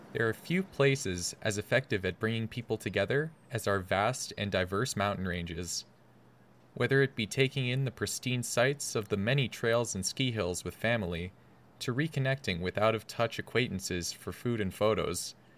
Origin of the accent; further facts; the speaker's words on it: St. Albert, Alberta, Canada; moved away as an adult; now in Calgary, Canada; I'm originally from Saint Albert, Alberta, but now I reside here in Calgary, Alberta